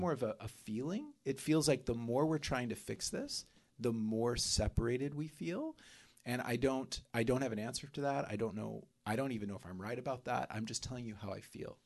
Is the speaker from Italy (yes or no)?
no; Oklahoma, United States; moved away; also born or lived in South America; growing up in South America, growing up in, in Oklahoma